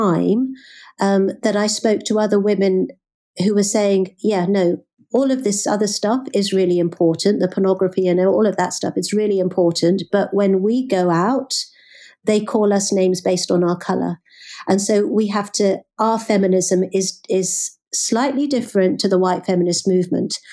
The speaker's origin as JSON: {"language": "English", "town": "Birmingham", "region": "West Midlands", "country": "United Kingdom", "tie": "born or raised there", "said": "growing up in the Midlands, growing up in Birmingham"}